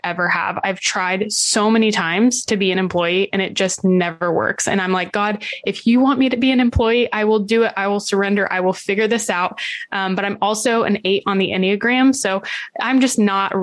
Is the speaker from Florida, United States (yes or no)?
yes; Central Florida, United States; I'm from Central Florida.